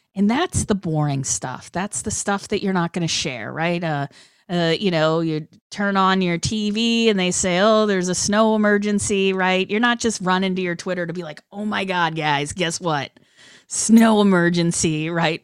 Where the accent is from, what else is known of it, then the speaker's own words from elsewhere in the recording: Boston, Massachusetts, United States; young punker, hardcore kid growing up in Boston